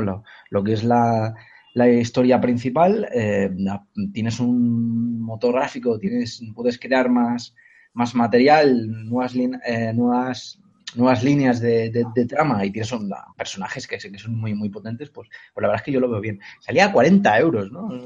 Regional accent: Cornellà de Llobregat, Catalonia, Spain; yo soy de Cornellá de Llobregat, de Cataluña

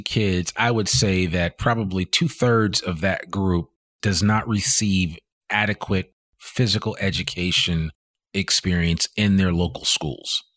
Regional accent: New Jersey, United States; moved away; also born or lived in Richmond, Virginia / San Francisco; I was originally born in Richmond, Virginia, but I grew up in New Jersey

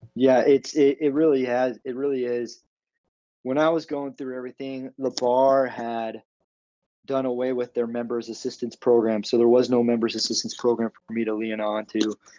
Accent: Arizona, United States; I'm from Arizona.

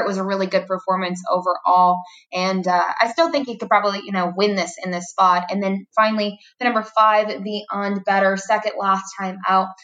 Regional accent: Fort Erie area, Ontario, Canada; now in Florida, United States; my hometown track, even though I'm not born in Fort Erie. I, I treat it as my hometown track and uh, grew up going there

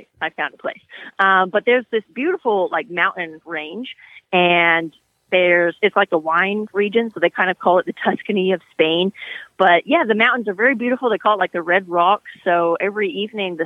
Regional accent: California, United States; moved away as an adult; I grew up in California riding horses

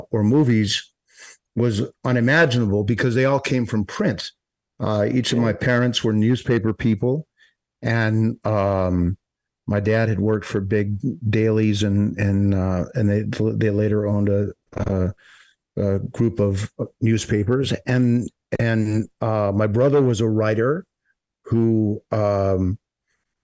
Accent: Boca Raton, Florida, United States; I'm from South Florida, Boca Raton, which is perfectly located between, I guess, West Palm and Fort Lauderdale, Miami. So I grew up

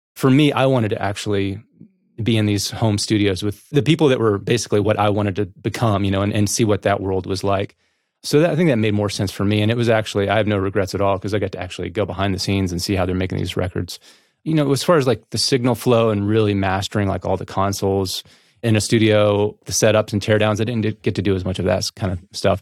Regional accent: Northeast Tennessee, United States; now in Nashville, United States; I'm from East Tennessee, actually. Um, Northeast

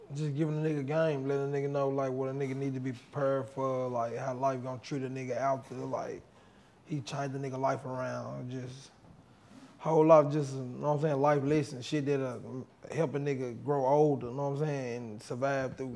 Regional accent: Memphis, Tennessee, United States; I'm from East Haiti, East Memphis

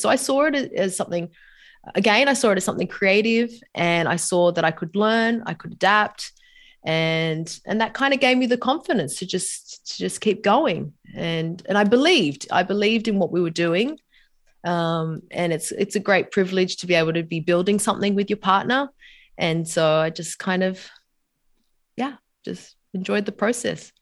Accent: Sydney, New South Wales, Australia; moved away as an adult; also born or lived in New York / San Diego; now in Sydney, Australia; back home in Sydney, my hometown.

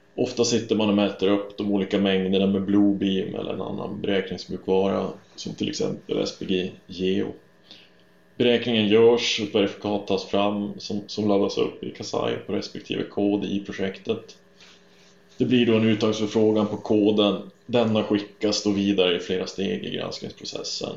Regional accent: northern Sweden, Sweden; moved away as an adult; now in Stockholm, Sweden; jag växte upp uppe i norra Sverige

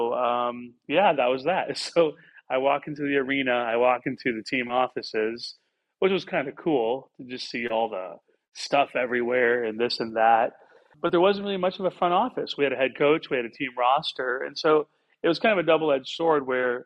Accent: Illinois, United States; I grew up in Illinois

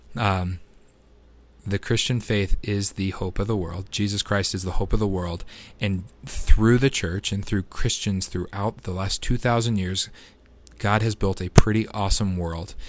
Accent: United States; as an American citizen

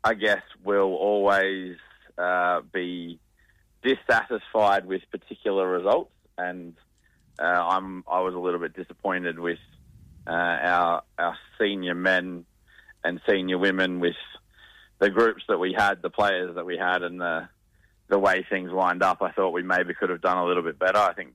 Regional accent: Queensland, Australia; now in Western Australia, Australia; I'm from Queensland

